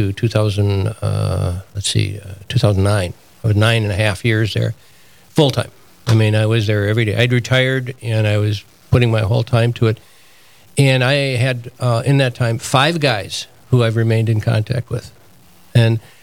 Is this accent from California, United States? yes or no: no; Moorhead, Minnesota, United States; the radio station in my hometown, Moorhead